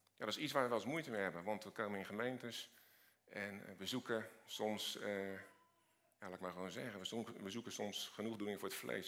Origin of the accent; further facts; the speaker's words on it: Rotterdam, South Holland, Netherlands; Ik kom uit Rotterdam